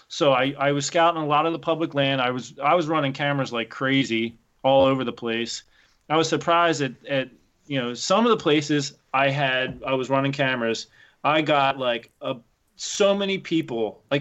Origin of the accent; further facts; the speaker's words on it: Pennsylvania, United States; So I came from Pennsylvania. Literally out my back door was 13,000 acres of public hunting ground.